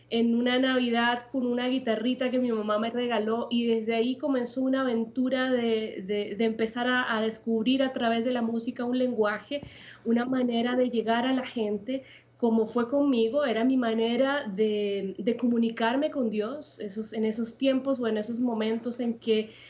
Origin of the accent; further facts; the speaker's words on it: Puerto Montt, Los Lagos, Chile; also born or lived in Santiago; viví gran parte de mi vida en el sur, en la ciudad de Puerto Montt.